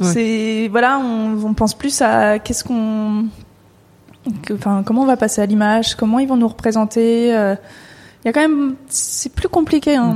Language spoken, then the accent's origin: French; Paris suburbs, Île-de-France, France; je, viens de banlieue. Et même si je suis pas loin de Paris, euh, ça reste la campagne, là où je suis, enfin là où j'ai grandi